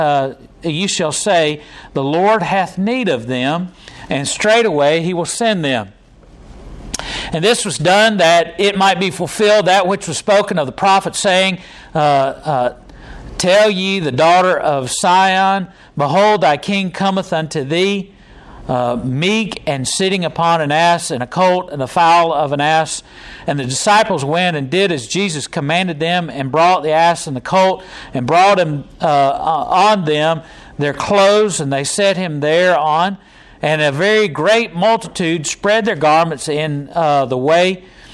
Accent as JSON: {"language": "English", "country": "United States", "said": "we're American"}